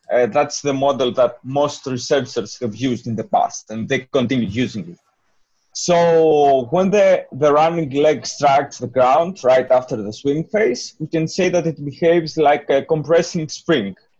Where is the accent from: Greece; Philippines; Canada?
Greece; moved away; I'm from Greece